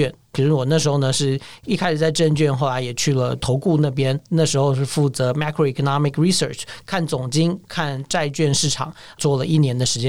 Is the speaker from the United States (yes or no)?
no; Taiwan; 我是土生土长